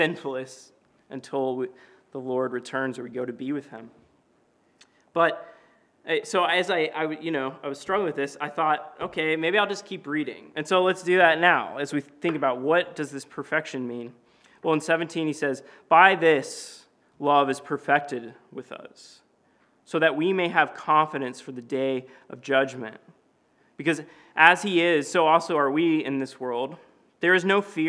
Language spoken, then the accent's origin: English; Knoxville, Tennessee, United States; moved away; my hometown of Knoxville, Tennessee